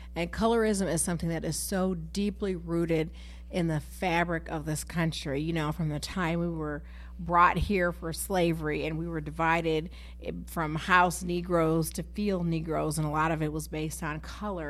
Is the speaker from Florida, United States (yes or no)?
no; Galesburg, Illinois, United States; growing up in Galesburg